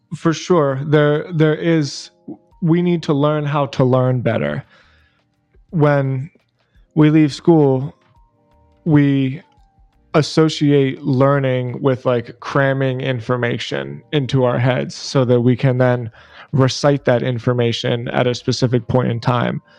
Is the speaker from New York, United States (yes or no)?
no; Philadelphia, Pennsylvania, United States; moved away as an adult; now in South Florida, United States; I was born and raised in Philadelphia